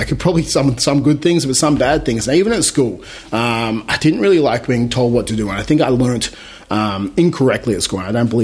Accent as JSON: {"language": "English", "country": "Australia", "tie": "born or raised there", "said": "growing up in Australia"}